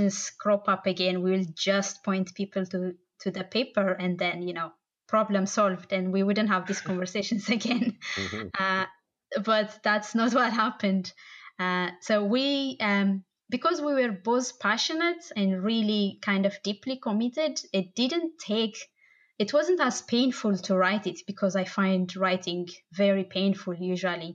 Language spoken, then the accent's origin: English; Bahir Dar, Amhara, Ethiopia; also born or lived in Addis Ababa, Ethiopia; now in Dublin, Ireland; I'm originally from Bahardar. It's kind of the northern-ish side of Ethiopia, and I lived in Addis as well